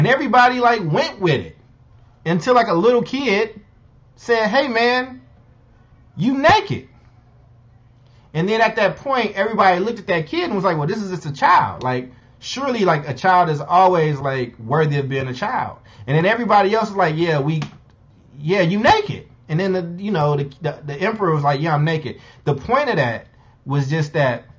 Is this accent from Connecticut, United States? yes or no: no; Chicago, Illinois, United States; my hometown of Chicago